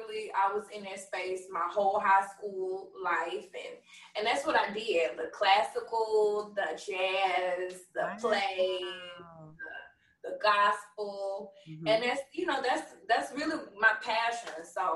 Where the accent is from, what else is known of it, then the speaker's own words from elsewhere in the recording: Memphis, Tennessee, United States; Growing up in Westwood, I mean, I lived with my grandma.